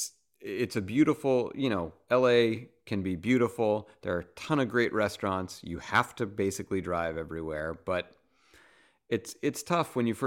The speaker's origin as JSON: {"language": "English", "town": "Boston", "region": "Massachusetts", "country": "United States", "tie": "born or raised there", "moved": "as an adult", "lives_now": "Los Angeles, United States", "said": "we thought we had it bad growing up in Boston."}